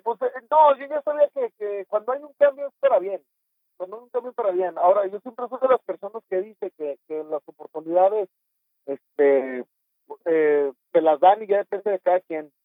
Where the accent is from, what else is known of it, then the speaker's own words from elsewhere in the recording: Torreón, Coahuila, Mexico; moved away as an adult; also born or lived in Mexico City; Torreón Coahuila, de donde soy originario